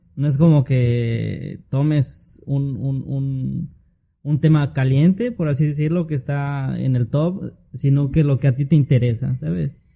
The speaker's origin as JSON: {"language": "Spanish", "region": "Tlaxcala", "country": "Mexico", "tie": "born or raised there", "also_born_or_lived": "Puebla / Campeche / Motul, Yucatán", "moved": "yes", "lives_now": "Mérida, Mexico", "said": "Yo soy de... Nací en Puebla, pero toda mi vida me crecí en Tlaxcala. Tlaxcala. De ahí, de ahí soy"}